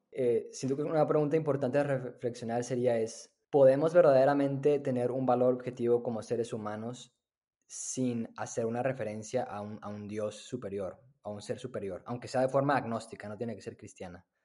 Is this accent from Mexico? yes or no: yes; Monterrey, Nuevo León, Mexico; moved away as an adult; also born or lived in Austin, Texas; now in United States; soy originario de, de Monterrey, ahí crecí